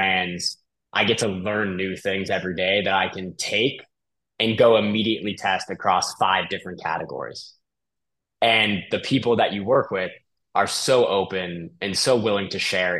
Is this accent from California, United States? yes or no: yes; Bay Area, just north of San Francisco, California, United States; I'm originally from California, the Bay Area, just north of San Francisco